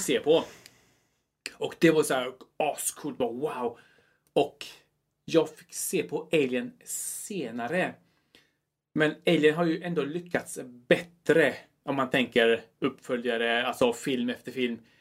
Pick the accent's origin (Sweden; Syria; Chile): Chile; moved away; är från eh, Chile